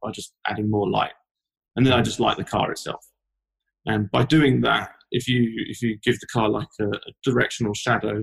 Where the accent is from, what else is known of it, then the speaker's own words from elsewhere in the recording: London, United Kingdom; moved away as an adult; now in Los Angeles, United States; As you can tell from my accent, I'm not from Los Angeles. I'm originally from London, which is where I used to work